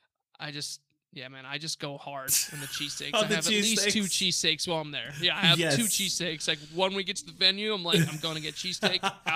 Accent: Buffalo, New York, Arizona, United States; moved away; I'm from Buffalo, New York, but I live majority of my life in Arizona

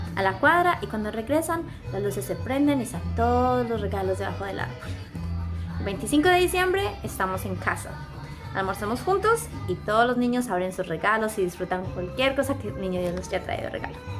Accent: Colombia; now in Australia; el 70% de las mujeres colombianas de mi, época y de la generación anterior somos llamadas María

